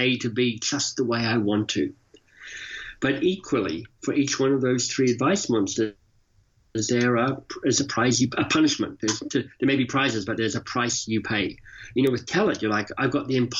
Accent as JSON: {"language": "English", "country": "Australia", "tie": "born or raised there", "also_born_or_lived": "Oxford, United Kingdom / London, United Kingdom / Boston, United States", "moved": "as an adult", "lives_now": "Toronto, Canada", "said": "I live in Toronto, Canada, but I'm Australian by birth and left Australia some 30 years ago"}